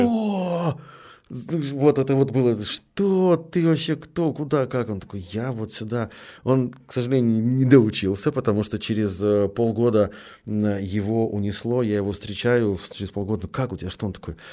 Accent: Petrozavodsk, Republic of Karelia, Russia; я в этот момент из Петрозаводска, ну, командирован в Москву

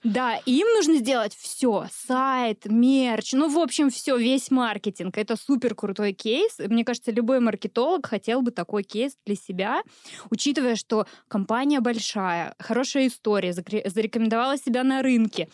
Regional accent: Uryupinsk, Volgograd Oblast, Russia; родилась-то я в Урюпинске

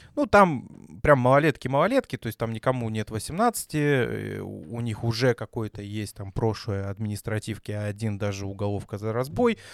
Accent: Belgorod, Belgorod Oblast, Russia; а мы из Белгорода

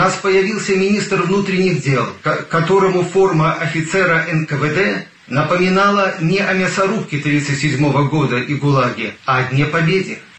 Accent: Belarus; Как и все белорусы

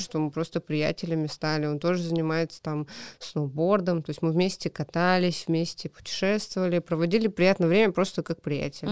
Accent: Kamchatka Krai, Russia; moved away as an adult; also born or lived in Khabarovsk; now in Moscow, Russia; вернулась домой на Камчатку

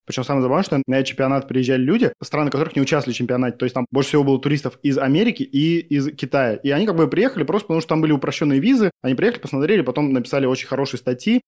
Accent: Novosibirsk, Novosibirsk Oblast, Russia; now in Moscow, Russia; я из Новосиба

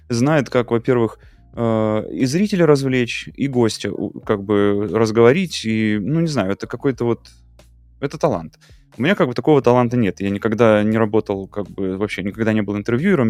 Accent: Russia; moved away; also born or lived in Mexico; я уехал из Мексики в Россию, переехал, ну, в смысле, вернулся домой

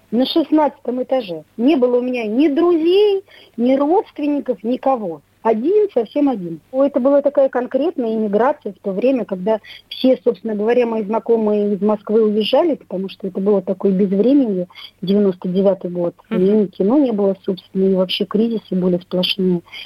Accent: Minsk, Belarus; пошла в родном городе учиться

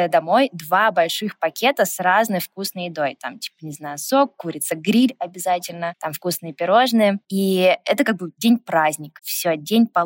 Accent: Izhevsk, Udmurtia, Russia; Я из Ижевска.

